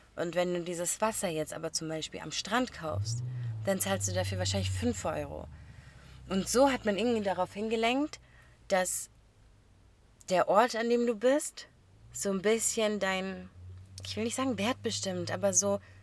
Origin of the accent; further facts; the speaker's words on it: a small area near Stuttgart, Baden-Württemberg, Germany; wir kommen nicht aus Stuttgart direkt einer Großstadt, sondern aus einer kleinen Gegend und man kennt sich